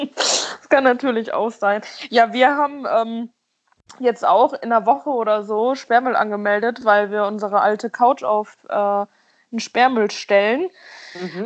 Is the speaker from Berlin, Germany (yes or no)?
no; about 60 km from Cologne, North Rhine-Westphalia, Germany; mein Heimatort quasi, wo ich aufgewachsen bin, ist so 60 Kilometer oder so von Köln weg